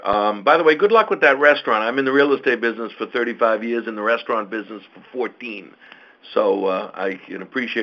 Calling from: Boston, Massachusetts, United States; I'm up in Boston.

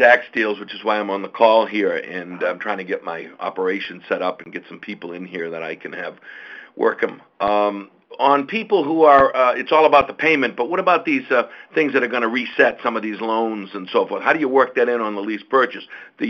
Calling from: Boston, Massachusetts, United States; I'm up in Boston.

